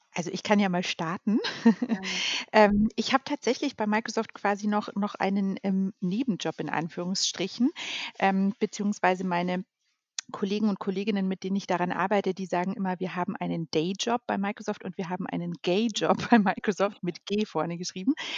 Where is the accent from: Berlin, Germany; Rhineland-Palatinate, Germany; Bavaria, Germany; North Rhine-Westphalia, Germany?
Bavaria, Germany; Munich; Ich ähm, bin ein gebürtiges Münchner Kindel, darauf bin ich sehr stolz mhm. und ähm, genau lebe deshalb mit meiner Familie auch in München.